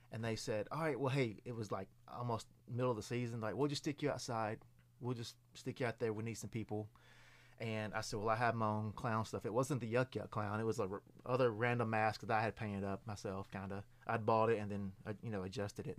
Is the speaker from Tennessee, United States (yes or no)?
yes; Lewisburg, Tennessee, United States; I'm originally from Lewisburg, Tennessee.